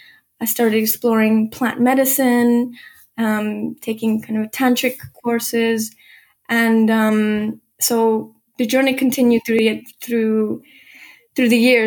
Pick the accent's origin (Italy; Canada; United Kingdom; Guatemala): Guatemala; born there; I was born in Guatemala, and, you know, I was doing a lot of salsa dancing at university